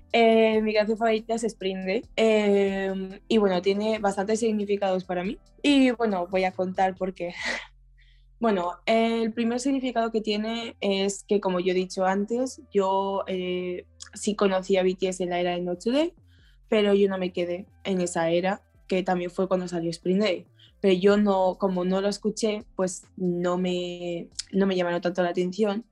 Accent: Spain; soy de España

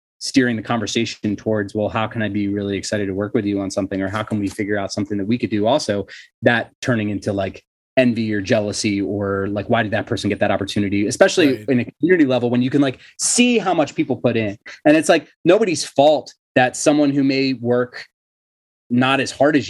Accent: Cherry Hill, New Jersey, United States; We're the hard scrabble suburb of Philadelphia

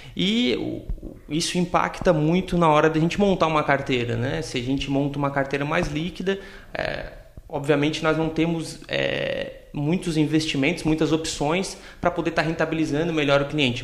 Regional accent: Tubarão, Santa Catarina, Brazil; sou natural aqui de Tubarão

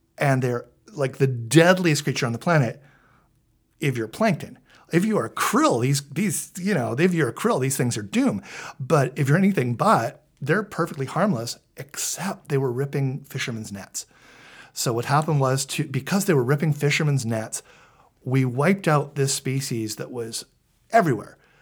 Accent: Vancouver, British Columbia, Canada; I grew up in Vancouver. I'm a Scanna kid

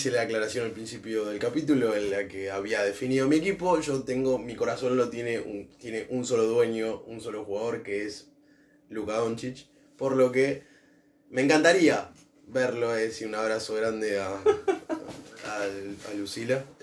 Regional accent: Argentina; Nosotros porque somos argentinos

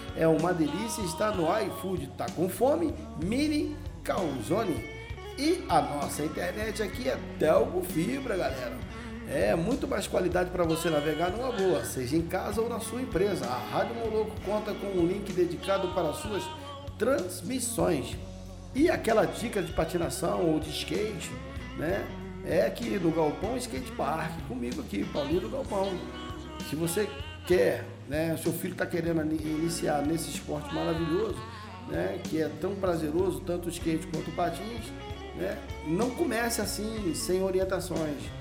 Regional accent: Rio de Janeiro, Brazil; Meu bairro natal, praticamente, né? Botafogo. É onde eu nasci, cresci e tem muitos amigos lá.

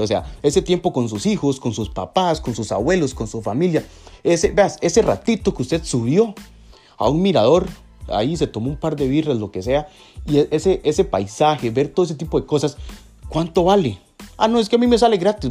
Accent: Costa Rica; aquí en Costa Rica, en mi país

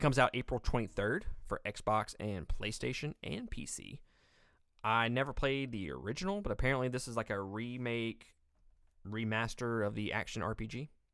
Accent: Mississippi, United States; I'm from Mississippi.

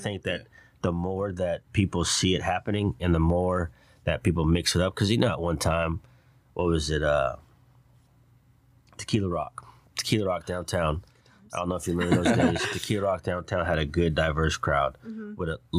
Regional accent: Silsbee, Texas, United States; I was raised up in Silsbee. That's probably, all his best friends are probably black. My best friends growing up are white.

